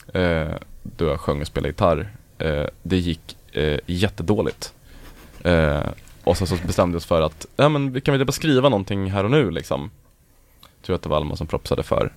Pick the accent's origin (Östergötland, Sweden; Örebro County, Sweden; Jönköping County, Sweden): Örebro County, Sweden; Örebro; vi är alla från Örebro från början